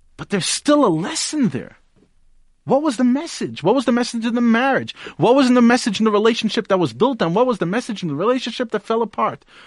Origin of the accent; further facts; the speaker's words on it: United States; now in Johannesburg, South Africa; I grew up in the United States